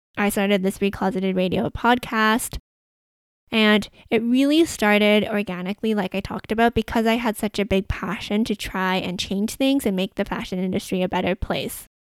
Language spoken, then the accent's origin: English; Vancouver, British Columbia, Canada; I grew up in Vancouver